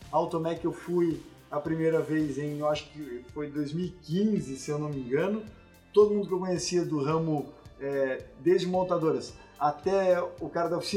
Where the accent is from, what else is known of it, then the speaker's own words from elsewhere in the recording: South Region, Brazil; aqui no Sul a gente tem um sotaque um pouco